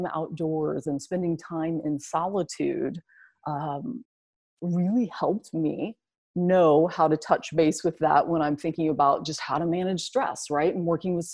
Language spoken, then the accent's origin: English; Southern Illinois, United States; I grew up in Southern Illinois, which is about 6 hours south of Chicago